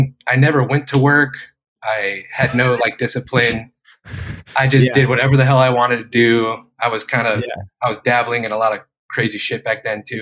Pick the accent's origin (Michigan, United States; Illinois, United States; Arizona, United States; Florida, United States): Arizona, United States; Yuma; moved away; also born or lived in Phoenix, Arizona / Chicago; I'm originally from Yuma, Arizona. But yeah, lived in Phoenix.